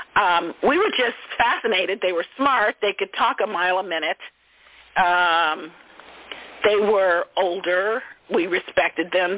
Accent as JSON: {"language": "English", "town": "Oakland", "region": "California", "country": "United States", "tie": "born or raised there", "said": "I grew up with them in East Oakland"}